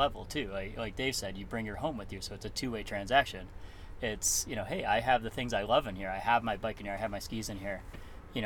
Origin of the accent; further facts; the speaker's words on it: Buffalo, New York, United States; moved away as an adult; also born or lived in Massachusetts / California / Wisconsin; now in Colorado, United States; I grew up in Buffalo, New York